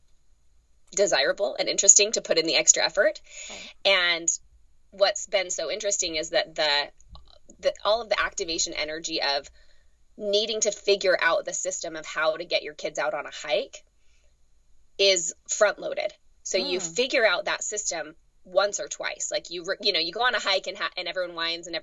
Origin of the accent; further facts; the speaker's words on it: Utah, United States; also born or lived in Texas; now in Richmond, United States; I grew up in Utah.